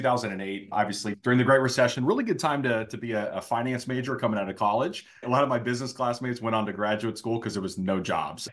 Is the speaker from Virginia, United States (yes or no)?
yes; Northern Virginia, United States; now in Jacksonville, United States; from the area that I grew up in Northern Virginia